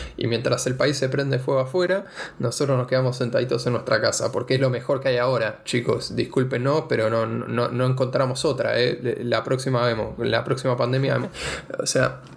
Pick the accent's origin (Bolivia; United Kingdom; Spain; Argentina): Argentina; ser argentino